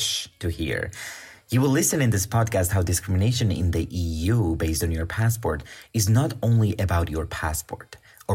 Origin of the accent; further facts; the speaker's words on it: Georgia; moved away as an adult; also born or lived in Bulgaria; now in Austria; I come from Georgia.